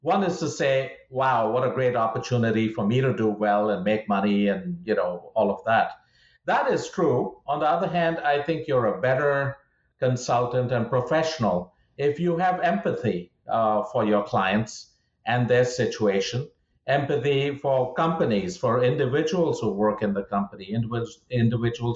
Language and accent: English; India; moved away as an adult; also born or lived in Fort Worth, Texas; now in United States; I grew up in India